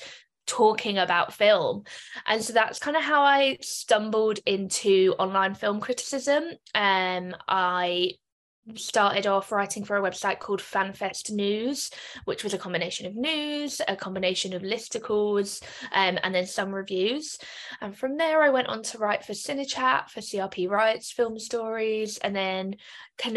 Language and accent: English; London, United Kingdom; moved away as an adult; now in Dublin, Ireland; So I'm originally from London. I'm currently based in Dublin.